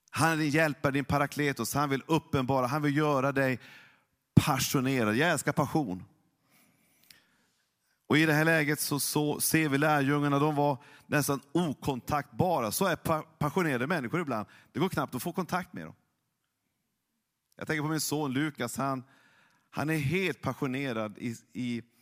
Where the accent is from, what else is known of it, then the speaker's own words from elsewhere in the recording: Norrland, Sweden; jag är ju norrlänning, jag är egentligen inte känslosam. Det är väldigt saktmodig.